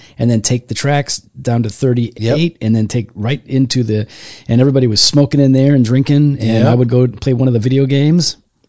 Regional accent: West Chicago, Illinois, United States; born or raised there; also born or lived in St. Louis, Missouri

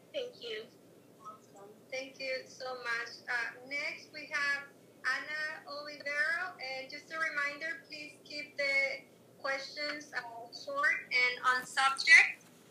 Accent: Dominican Republic; now in New York, United States; I was born in the Dominican Republic and I live in New York

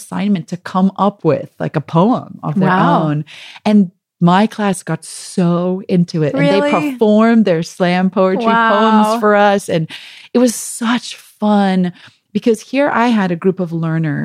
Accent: South Africa; accent: South African; moved away as an adult; also born or lived in Michigan; we had just moved to Michigan from South Africa, where we'd been for 2 years. So I think my South African accent was more pronounced than it normally is

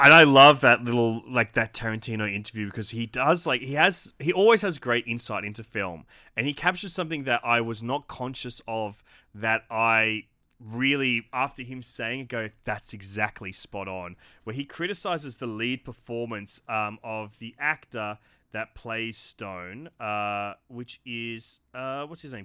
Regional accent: Australia; an Australian creative

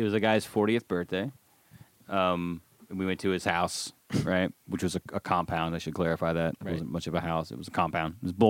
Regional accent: Alabama, United States; you can tell I'm from Alabama, because I can know all the.

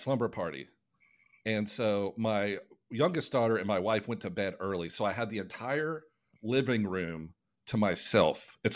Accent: Jackson, Tennessee, United States; I grew up in Jackson, Tennessee, which is a small town in between Memphis and Nashville.

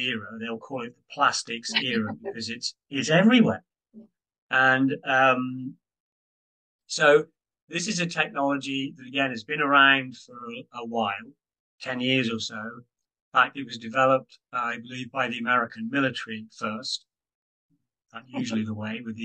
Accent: United Kingdom; I'm a Brit. I'm not US.

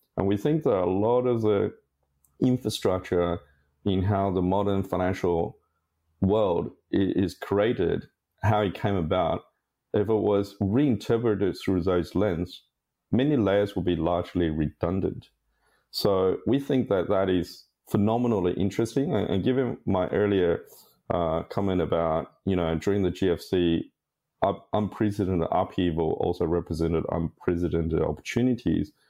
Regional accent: Sydney, New South Wales, Australia; I'm a Sydney boy. I, I grew up in Sydney

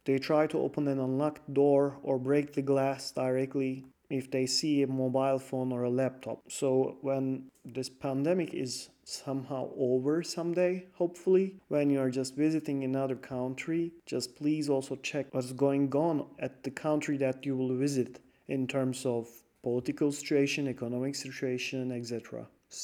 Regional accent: Turkey; we are from Turkey

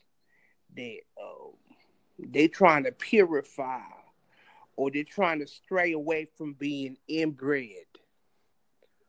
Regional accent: Compton, California, United States; I'm from Compton, California.

